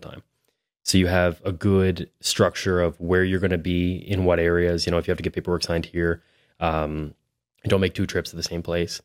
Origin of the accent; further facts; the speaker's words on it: Hampton, New Brunswick, Canada; also born or lived in Miramichi, New Brunswick / Moncton, New Brunswick; now in Fredericton, Canada; I'm from Hampton, New Brunswick. which is just, I spent the majority of my youth in Hampton